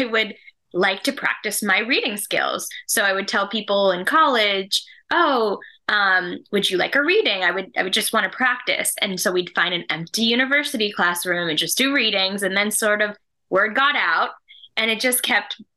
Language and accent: English; India; moved away; I am Indian. I was born in India, actually.